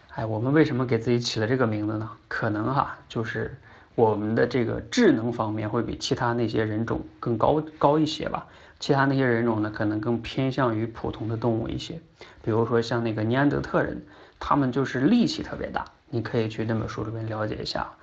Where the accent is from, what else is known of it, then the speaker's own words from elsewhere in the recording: China; 我们中国人呢，大多数人都相信人是被女娲娘娘用泥捏出来的